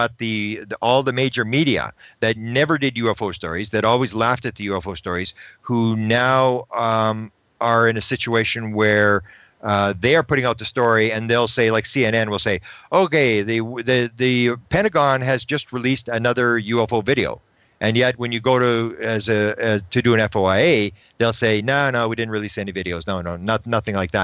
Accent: Canada; I'm from Canada

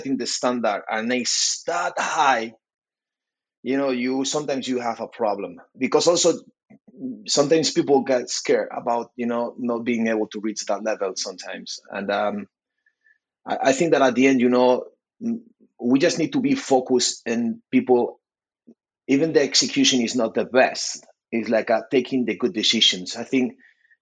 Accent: Spain; I'm from Spain

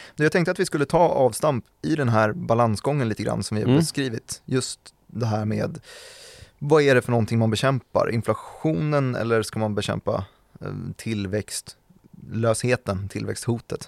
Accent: Täby, Stockholm County, Sweden; Täby-familjerna där jag växte upp

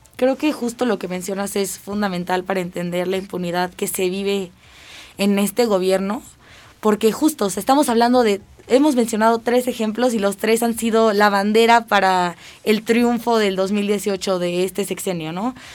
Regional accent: Mexico; nosotros como ciudadanos y como mexicanos

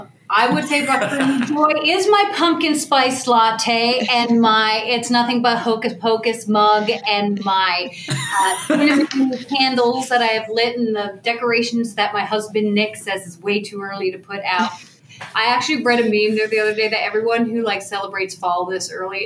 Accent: Canada; Canada! I'm from Canada! I'm Canadian!

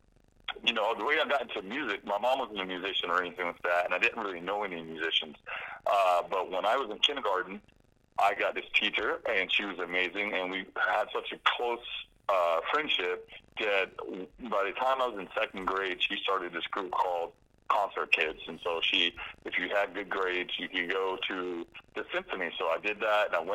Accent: Jacksonville, Florida, United States; I am born in Jacksonville, born and raised Duval for life

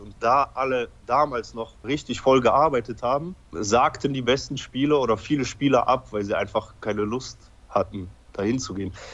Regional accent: Belgium; also born or lived in Poland; Ich bin in Polen geboren. Ich war ungefähr dreieinhalb Jahre alt, als ich nach Belgien gekommen bin.

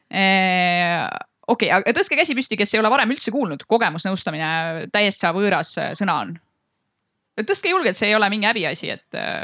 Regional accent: Tallinn, Harju County, Estonia; me oleme ise kõik Tallinnast

